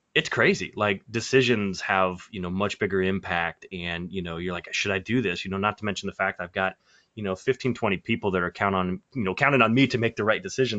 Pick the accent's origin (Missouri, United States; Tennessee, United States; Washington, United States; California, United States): Missouri, United States; Kansas City; moving back to Kansas City, which is, you know, kind of my hometown